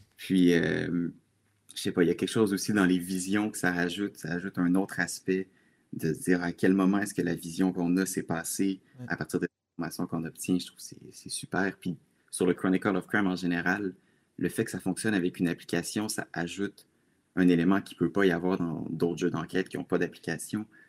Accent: Laval, Quebec, Canada; moved away as an adult; now in Quebec City, Canada; je suis présentement à Québec, dans la capitale, mais je suis originaire de Laval, en banlieue de Montréal.

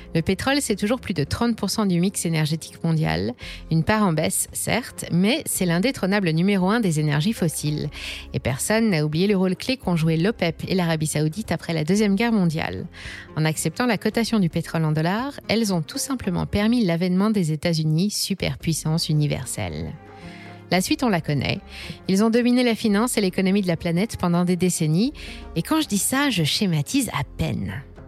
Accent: France; chez nous, en France

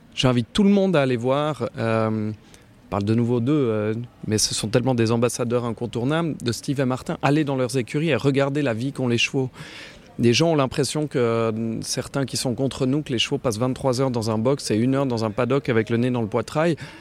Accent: Switzerland; en tant que Suisse

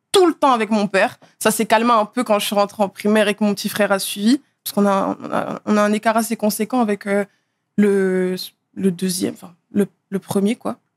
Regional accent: Neuilly-sur-Seine, Île-de-France, France; also born or lived in Asnières / Blanc-Mesnil; J'ai d'abord euh, vécu à Neuilly-sur-Seine, là où je suis née. Ensuite, j'ai vécu à Agnières. Ensuite, à Blanc-Ménil.

